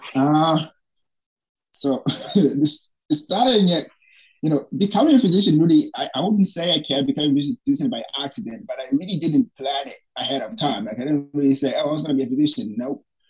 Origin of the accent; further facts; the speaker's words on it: Tanzania; moved away as an adult; also born or lived in Burundi / United States; now in Tallahassee, United States; I fled to Tanzania uh, with my brother, who basically raised me into the refugee camp. I stayed there for about 12 years.